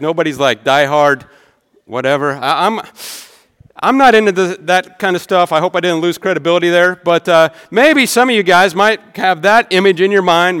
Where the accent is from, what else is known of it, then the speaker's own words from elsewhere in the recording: rural Nebraska, United States; moved away; I'm from Nebraska, all right? My town can fit in this stadium